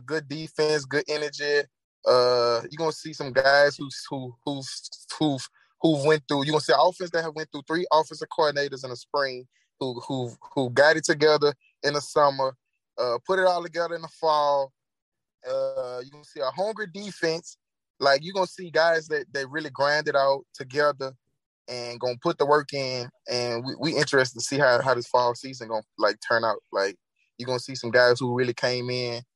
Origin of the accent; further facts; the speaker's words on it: Baton Rouge, Louisiana, United States; moved away as an adult; I'm from Baton Rouge.